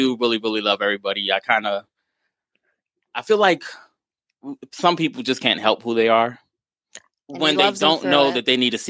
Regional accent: New York City, New York, United States; moved away as an adult; I grew up in New York City.

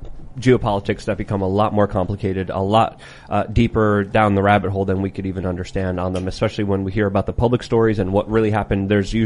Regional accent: Poland; now in United States; I was born in Poland. I can't even be a president.

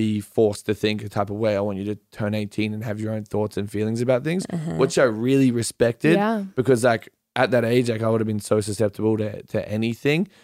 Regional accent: Yeppoon, Queensland, Australia; moved away; I'm from this small armpit of a town called Yeppoon in the middle of Australia.

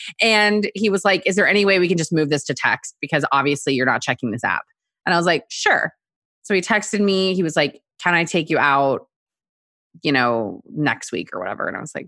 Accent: Texas, United States; also born or lived in South Korea; now in New York, United States; And I was born in Korea. And so my family and I moved from there when I was like 4 and a half. So half Korean, moved to Texas, and then could not wait to get my ass to New York as soon as possible.

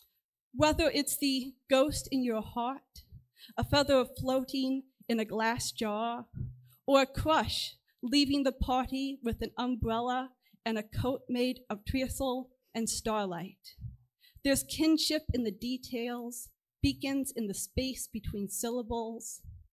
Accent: Chicago, Illinois, United States; I'm from the Chicago area.

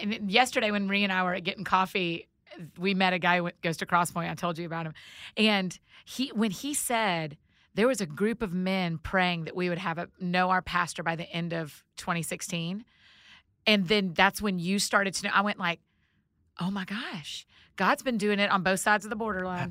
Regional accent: Georgia, United States; I'm from Georgia

